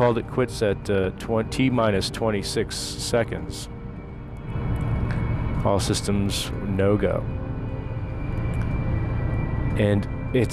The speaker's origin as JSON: {"language": "English", "region": "New Jersey", "country": "United States", "tie": "born or raised there", "moved": "as an adult", "lives_now": "Maryland, United States", "said": "living in the United States all my life, growing up in Jersey"}